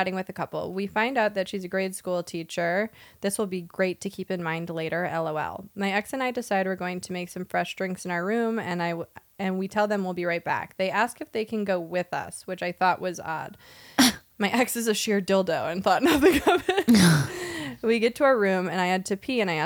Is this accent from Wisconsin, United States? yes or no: yes; Wisconsin, United States; I'm from Wisconsin and I'm very scared of saying hard A's